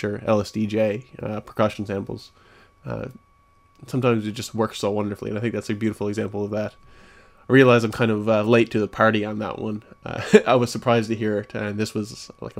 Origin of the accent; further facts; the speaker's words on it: Newfoundland and Labrador, Canada; now in St. John's, Canada; my hometown, which is buttfuck nowhere, Newfoundland